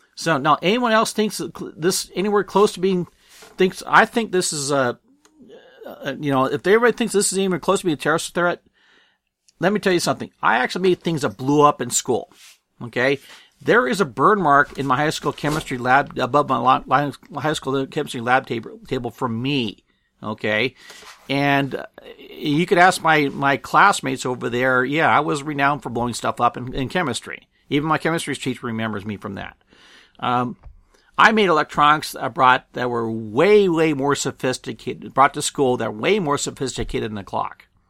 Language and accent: English; Apple Valley, California, United States; I was born and raised in Apple Valley, California